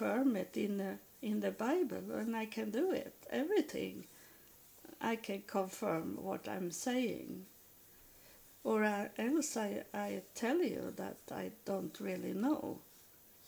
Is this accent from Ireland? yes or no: no; Sweden; I'm from Sweden